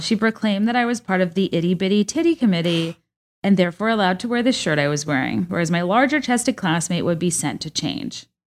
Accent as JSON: {"language": "English", "region": "Virginia", "country": "United States", "tie": "born or raised there", "also_born_or_lived": "San Diego, California", "said": "I was born in San Diego, so I looked at the high school I like would have gone to if my family had never moved to Virginia"}